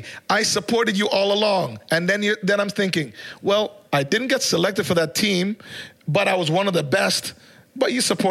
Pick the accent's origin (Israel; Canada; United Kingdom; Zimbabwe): Canada; also born or lived in Jamaica; Yes, I was born in Jamaica, and I'm extremely proud Jamaican, culturally or in every way. But also moving to Canada, even before I was a teenager